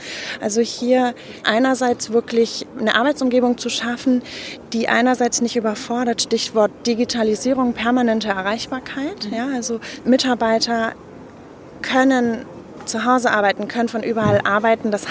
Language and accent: German; Munich, Bavaria, Germany; now in Cologne, Germany; ich bin gebürtige Münchnerin. In Köln im Exil lebe ich seit zehn Jahren.